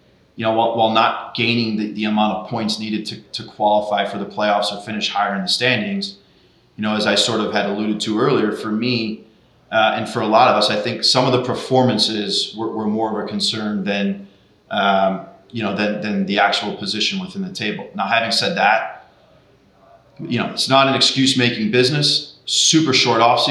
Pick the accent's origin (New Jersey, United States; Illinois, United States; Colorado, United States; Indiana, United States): Illinois, United States; Chicago; now in Portland, United States; growing up in Chicago